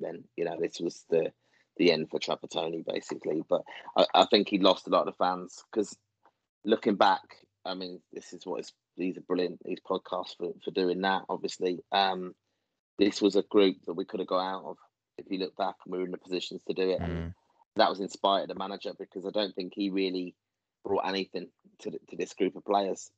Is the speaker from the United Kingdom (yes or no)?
no; Ireland; Irish fans